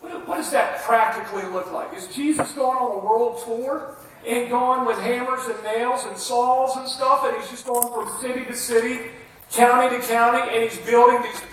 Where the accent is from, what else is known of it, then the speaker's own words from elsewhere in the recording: United States; I'm an American preacher